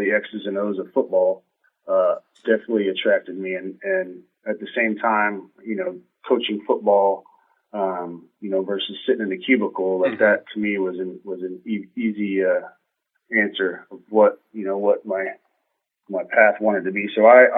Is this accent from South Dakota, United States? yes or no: no; Colorado, United States; moved away; from the state back to my hometown, coaching a team that I grew up watching.